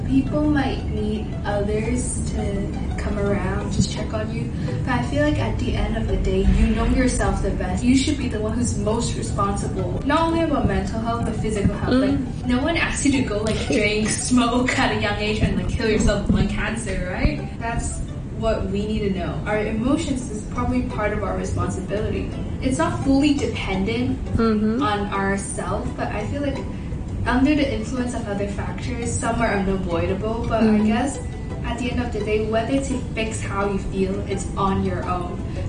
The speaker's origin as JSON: {"language": "English", "country": "Hong Kong", "tie": "born or raised there", "said": "upbringing of growing up in Hong Kong."}